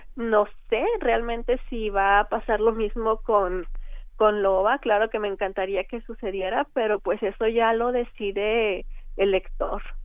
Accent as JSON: {"language": "Spanish", "town": "Linares", "region": "Nuevo León", "country": "Mexico", "tie": "born or raised there", "said": "crecí con ellas en, en Linares, Nuevo León"}